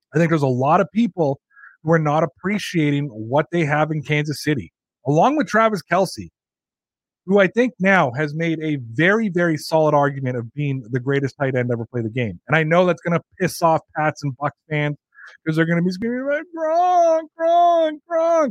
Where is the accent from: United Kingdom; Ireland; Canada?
Canada; I'm Canadian